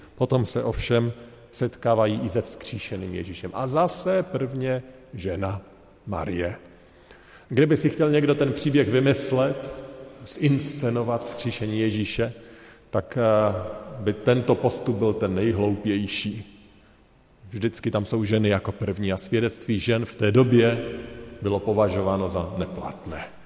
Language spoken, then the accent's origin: Czech; Czechia; My jako Češi